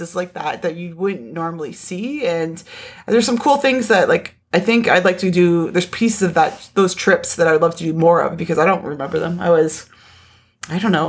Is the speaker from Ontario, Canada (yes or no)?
yes; Niagara Falls, Ontario, Canada; I grew up in Niagara Falls